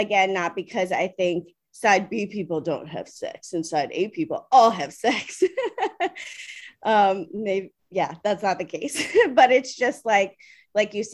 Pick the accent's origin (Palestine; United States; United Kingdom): United States; Maryland; moved away as an adult; now in New York City, United States; I'm originally from Maryland. I live in New York City now and have for almost